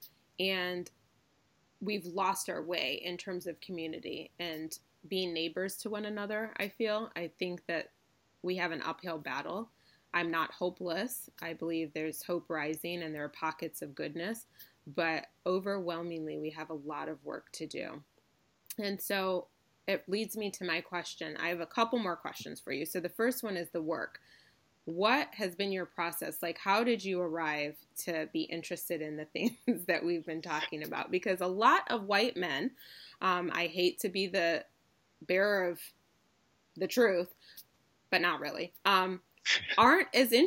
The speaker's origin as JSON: {"language": "English", "town": "Ann Arbor", "region": "Michigan", "country": "United States", "said": "I'm from Ann Arbor."}